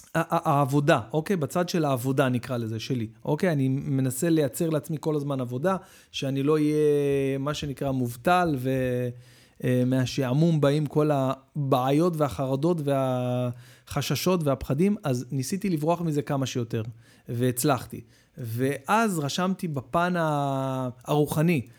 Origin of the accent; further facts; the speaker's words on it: Israel; אנחנו ישראלים